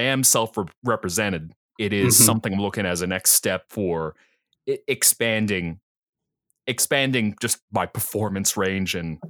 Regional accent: New Jersey, United States; accent: Philly; Oh, I'll tell you is the funny thing that I'm from New Jersey, but I'm from South Jersey. So if I got anything, it's a Philly accent where you drink your water and then you have a cup of coffee.

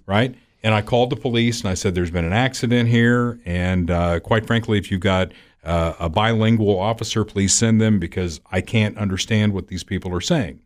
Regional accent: Evansville, Indiana, United States; My hometown in southern Indiana is Evansville

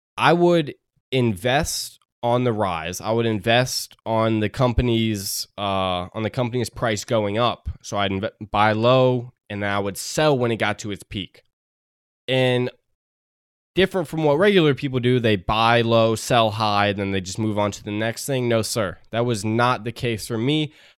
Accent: United States; Great feeling being American right now

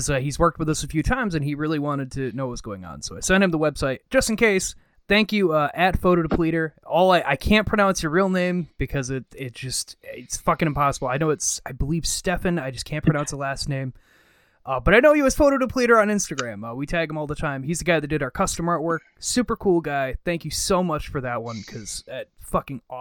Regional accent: Western New York, United States; growing up in Western New York my entire life, being so close to Rochester

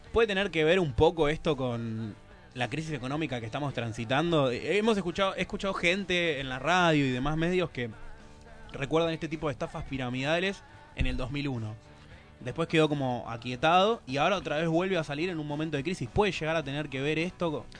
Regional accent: Argentina

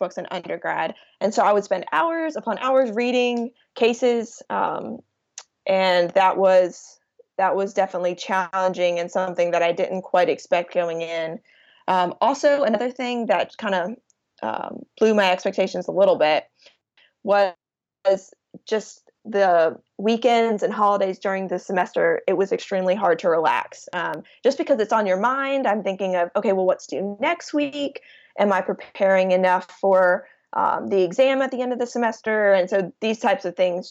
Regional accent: Rock Hill, South Carolina, United States; I grew up in Rock Hill, South Carolina

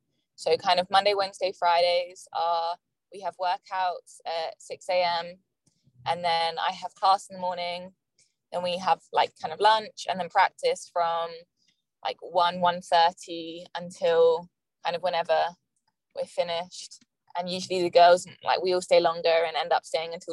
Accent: England, United Kingdom; now in Florida, United States; I came all the way from England to study more English

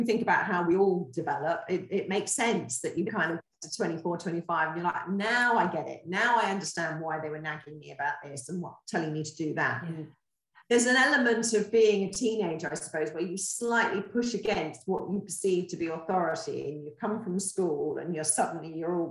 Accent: Torquay, South West England, United Kingdom; I grew up here in Torquay

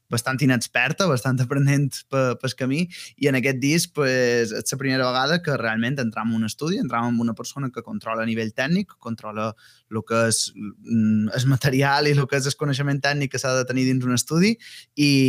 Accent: Balearic Islands, Spain; accent: Mallorcan; fer això en, en, en, en el meu dialecte, en el mallorquí

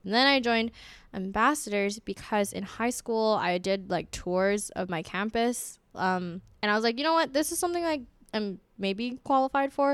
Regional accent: Honolulu, Hawaii, United States; now in West Lafayette, United States; I'm from Honolulu, Hawaii

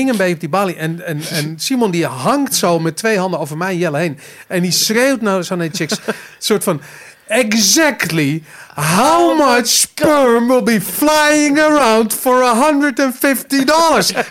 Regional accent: Amsterdam, North Holland, Netherlands; En wij zeiden van, ah, fucking boring, we komen uit Amsterdam.

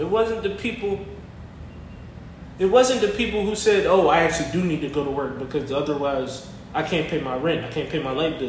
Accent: Atlanta, Georgia, United States; I'm from Atlanta, so anytime I say baby, I mean little baby.

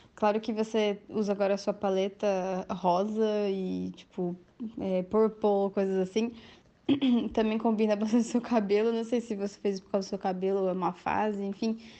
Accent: Curitiba, Paraná, Brazil; eu também sou de Curitiba

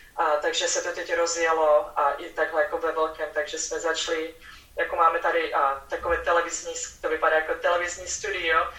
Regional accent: Czechia; born or raised there; moved away as an adult; now in Houston, United States

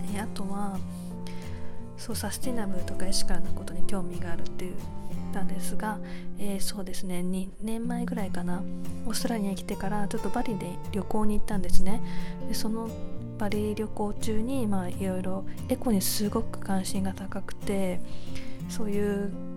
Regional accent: Japan; moved away as an adult

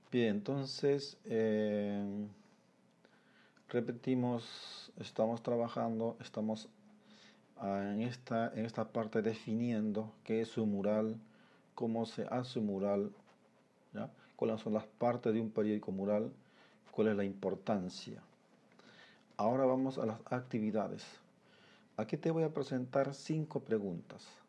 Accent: Peru; como peruanos

